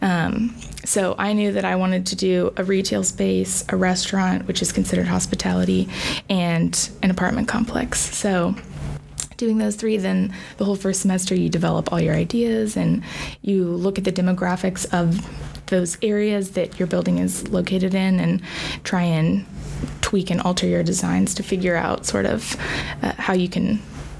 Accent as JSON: {"language": "English", "town": "Tulsa", "region": "Oklahoma", "country": "United States", "tie": "born or raised there", "said": "I grew up in Tulsa"}